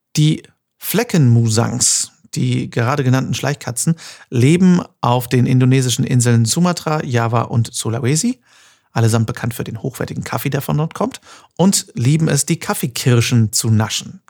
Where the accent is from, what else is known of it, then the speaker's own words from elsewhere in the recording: North Rhine-Westphalia, Germany; also born or lived in Cologne; now in Düsseldorf, Germany; Ich bin Westfale